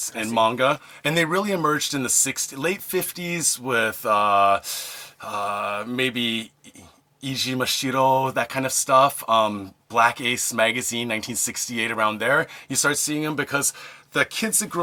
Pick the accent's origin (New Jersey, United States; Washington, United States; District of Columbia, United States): Washington, United States; Seattle; moved away as an adult; now in Japan; I'm from Seattle originally. I grew up in the States